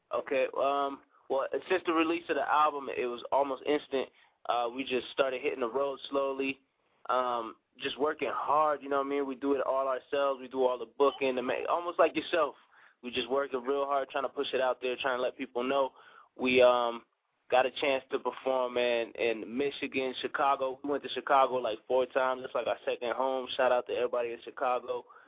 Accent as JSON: {"language": "English", "country": "DR Congo", "tie": "born or raised there", "also_born_or_lived": "Brussels, Belgium", "moved": "yes", "lives_now": "Colorado Springs, United States", "said": "I'm actually from from Belgium and raised in, in Central Africa"}